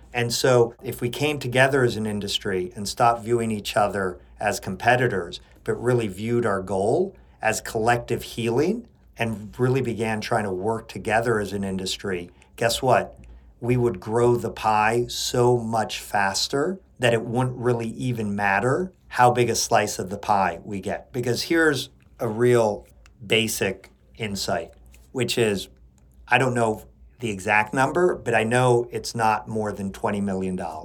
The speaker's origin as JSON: {"language": "English", "country": "Chile", "tie": "born or raised there"}